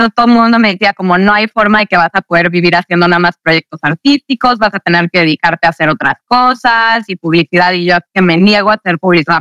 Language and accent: Spanish; Mexico City, Mexico; yo crecí en la Ciudad de México